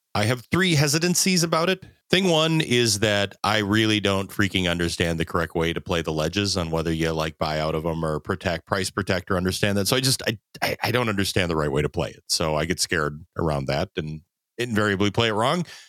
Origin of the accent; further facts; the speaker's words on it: southern Minnesota, United States; I'm from southern Minnesota and the Chicago Northwestern went right through my hometown